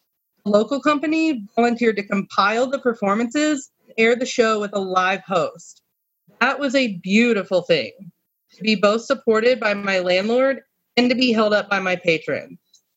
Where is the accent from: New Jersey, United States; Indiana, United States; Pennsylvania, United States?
Indiana, United States; Muncie; I moved back to Muncie from Indianapolis